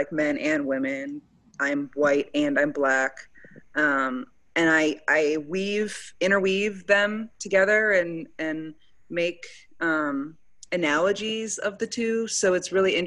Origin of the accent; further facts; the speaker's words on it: Wisconsin, United States; moved away as an adult; also born or lived in Baltimore, Maryland; now in Dallas, United States; I'm from Wisconsin, but I went to school.